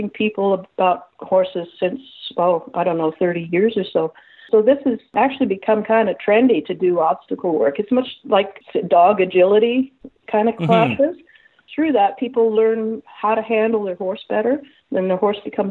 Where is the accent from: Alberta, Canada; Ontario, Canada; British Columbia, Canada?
Ontario, Canada; Toronto; also born or lived in Guelph; I was born and raised in Toronto.